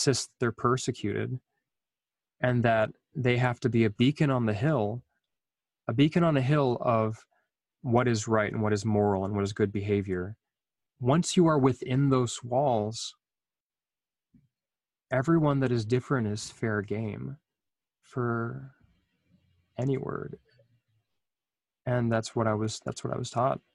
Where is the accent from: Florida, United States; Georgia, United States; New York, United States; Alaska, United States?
Alaska, United States; Anchorage; I was growing up in this community